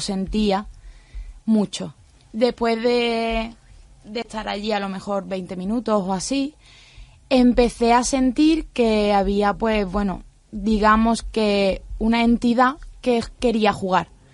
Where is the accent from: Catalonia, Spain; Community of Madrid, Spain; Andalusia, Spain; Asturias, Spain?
Andalusia, Spain; a village in Granada; no soy de Málaga, soy de un pueblo de Granada